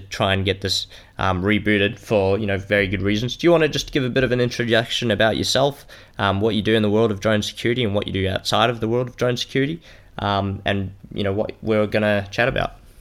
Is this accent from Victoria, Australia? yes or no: yes; Melbourne, Victoria, Australia; I'm from Melbourne here in Australia.